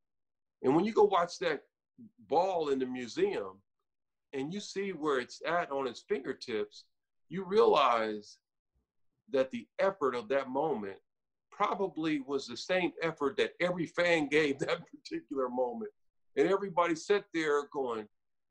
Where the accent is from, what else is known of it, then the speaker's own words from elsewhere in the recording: California, United States; I'm from Cali and I've been in California since I was 10